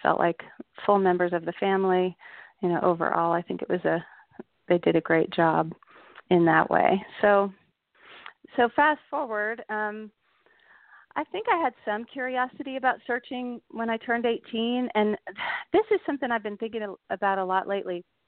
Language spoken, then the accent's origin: English; Dallas, Texas, United States; also born or lived in Austin, Texas; I grew up in Dallas. I was born in Dallas, Texas